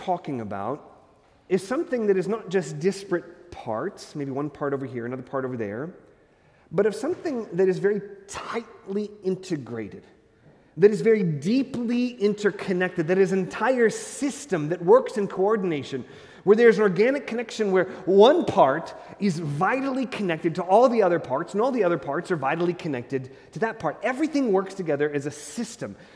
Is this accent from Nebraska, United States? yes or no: yes; Hastings, Nebraska, United States; moved away; I was from Hastings, not a really big town in the state of Nebraska